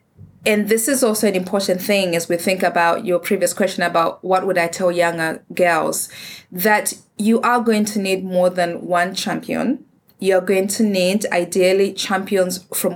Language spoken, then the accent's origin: English; Zimbabwe; moved away; I'm from Africa. I'm from Zimbabwe.